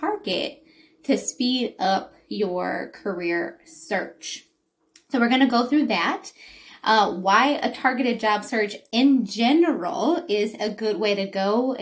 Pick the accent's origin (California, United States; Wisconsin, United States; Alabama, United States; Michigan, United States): Michigan, United States; Detroit; born and raised in Detroit